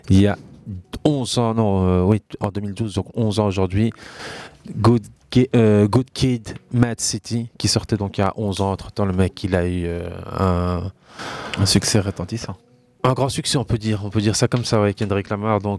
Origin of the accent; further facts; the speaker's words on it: Niger; Je suis nigérien. Je suis parti il y a 11 ans.